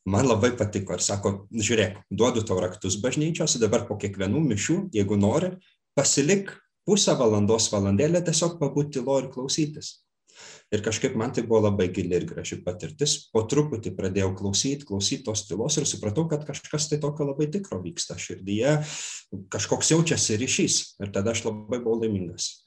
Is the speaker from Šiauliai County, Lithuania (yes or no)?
no; Klaipėda, Klaipėda County, Lithuania; ten kur aš augau aš esu klaipėdietis